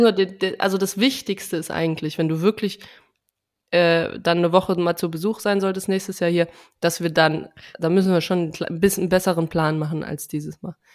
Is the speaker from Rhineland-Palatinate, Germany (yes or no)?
yes; Trier, Rhineland-Palatinate, Germany; Bei uns im, in Trier sagt man Fastnacht